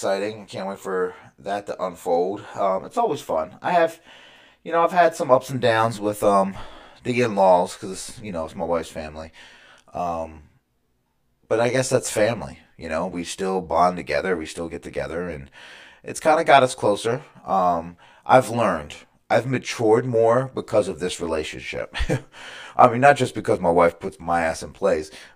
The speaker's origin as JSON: {"language": "English", "town": "Baltimore", "region": "Maryland", "country": "United States", "tie": "born or raised there", "said": "I am from Baltimore, Maryland. I was born in Baltimore County. You know, I grew up in the suburbs right outside of Baltimore."}